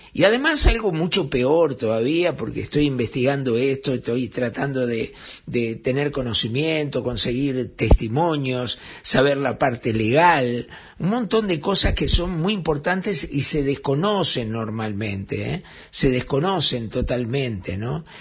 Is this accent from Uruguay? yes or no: yes; Uruguay